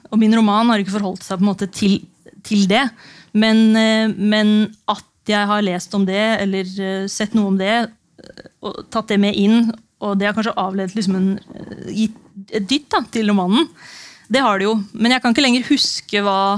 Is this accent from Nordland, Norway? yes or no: no; Notodden, Vestfold og Telemark, Norway; moved away; da jeg tok det radikale valget å flytte tilbake til eh, hjembyen min Notodden for fire år siden